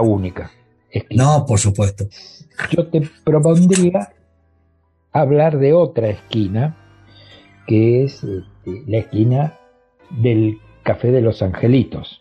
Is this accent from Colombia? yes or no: no; Argentina; lo que somos nosotros los argentinos